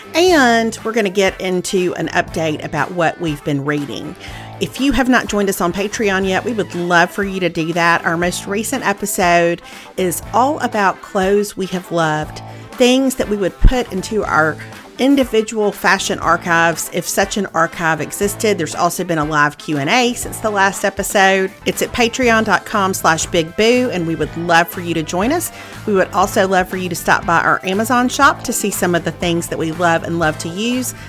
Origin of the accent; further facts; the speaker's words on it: Meridian, Mississippi, United States; went to Meridian, to my hometown